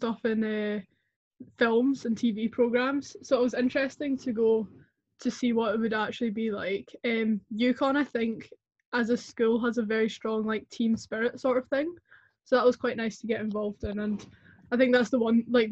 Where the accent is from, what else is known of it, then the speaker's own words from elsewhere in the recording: Scotland, United Kingdom; I'm from Scotland in the UK